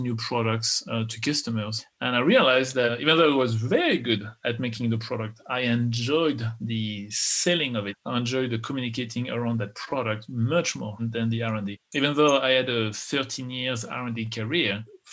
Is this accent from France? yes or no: yes; France; English is a second language; moved away as an adult; also born or lived in Texas, United States; now in United States; I was born in France. I'm an American